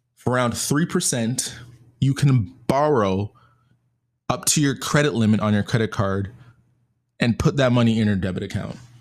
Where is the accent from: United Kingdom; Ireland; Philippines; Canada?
Canada; being Canadian